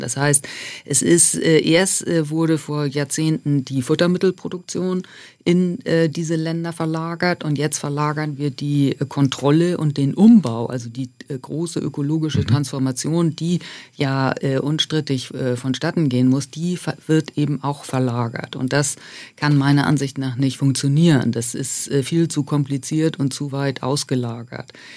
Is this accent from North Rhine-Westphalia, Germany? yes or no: no; Buxtehude, Lower Saxony, Germany; moved away; also born or lived in Alps; Genau, ich komme aus Buxtehude. Das äh, erregt immer ein bisschen Heiterkeit in Süddeutschland. Das ist okay. Das äh, äh ist eine Kleinstadt äh, in der Nähe von Hamburg und ähm, wo ich auch ganz tolle Flüsse in meiner Kindheit äh, hatte